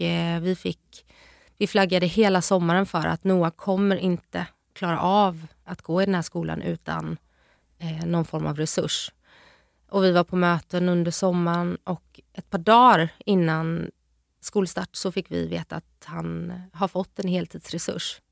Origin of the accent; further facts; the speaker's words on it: Jönköping, Jönköping County, Sweden; moved away; hemma hos min mamma nere i Jönköping där jag är ifrån